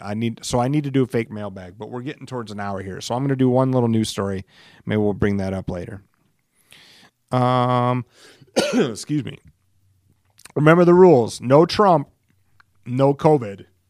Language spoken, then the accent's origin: English; Alcester, South Dakota, United States; moved away; I was raised in Elsister